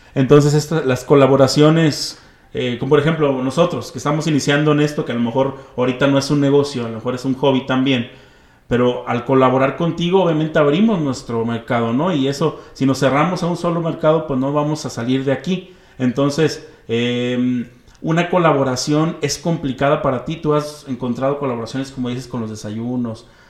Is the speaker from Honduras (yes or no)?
no; Mexico; como mexicanos